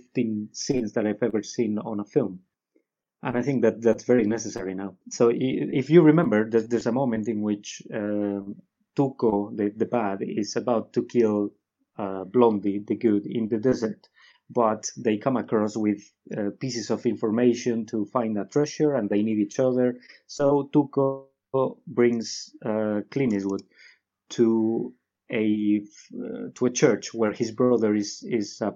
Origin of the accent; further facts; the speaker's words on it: Guadalajara, Castilla-La Mancha, Spain; it's a small town called Guadalajara, which is 1 hour away from Madrid. It's my hometown